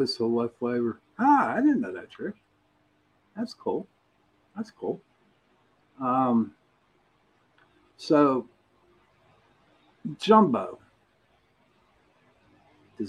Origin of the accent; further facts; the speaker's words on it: Pittsburgh, Pennsylvania, United States; accent: Pittsburgh; I got my brother on, and we're from Pittsburgh. Now, Pittsburgh has their own accent